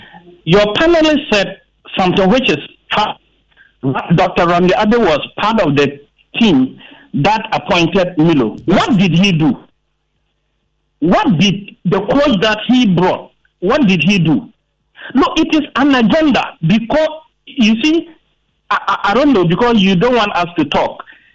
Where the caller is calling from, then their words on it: Ghana; I'm calling from Santa Fe.